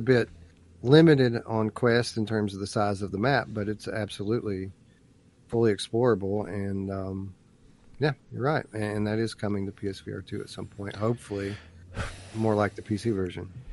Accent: Eastern Kentucky, United States; I am from Eastern Kentucky

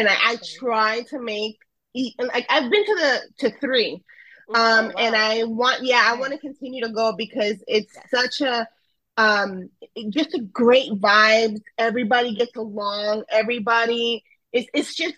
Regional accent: Broward area, South Florida, United States; also born or lived in Ecuador / New York / Orlando / Houston; I was raised in South Florida, in a Broward area.

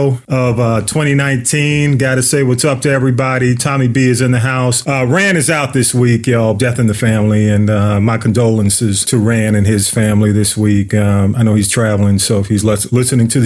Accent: Atlanta, Georgia, United States; I grew up on North Avenue

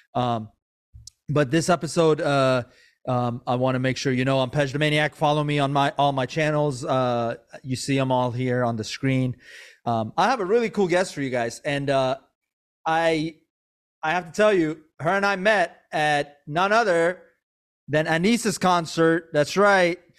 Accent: Maryland, United States; also born or lived in Iran / Virginia; I, I was born in Iran, but I grew up in Maryland, and I was always in Virginia.

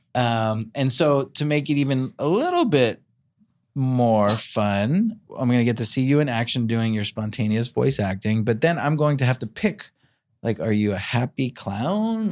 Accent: New York, United States; now in Los Angeles, United States; I, I grew up in New York

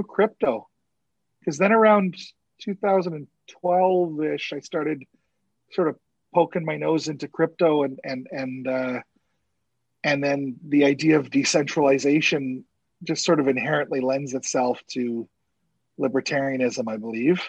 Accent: Canada; also born or lived in Winnipeg, Manitoba; I'm Canadian

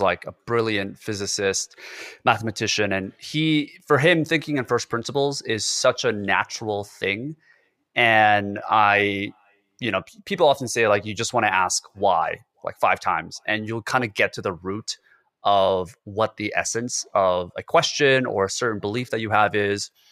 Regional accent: South Korea; moved away; I was born in Korea, so it's a very homogenous culture where everybody has to be united. You kinda have to follow the certain rules, and it's very constricted in a lot of ways, and that's the way I grew up in my family as well

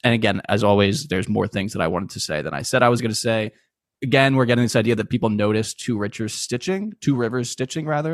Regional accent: Philadelphia, Pennsylvania, United States; we're from Philadelphia, Pennsylvania

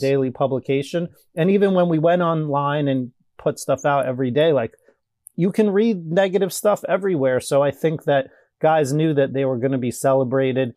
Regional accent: New York, United States; growing up in New York, it's, it's such a, uh, pro sports town.

